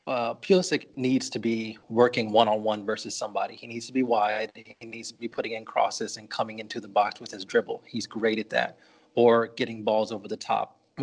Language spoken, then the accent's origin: English; United States; and not because I'm American.